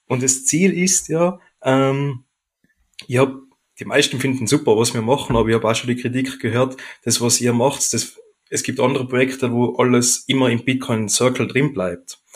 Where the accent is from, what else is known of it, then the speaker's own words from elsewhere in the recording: Oberland, Pitztal, Tyrol, Austria; now in Vöcklabruck, Austria; Ursprünglich komme ich aber aus Tirol, aus dem Obland, aus dem Pitztal genau gesagt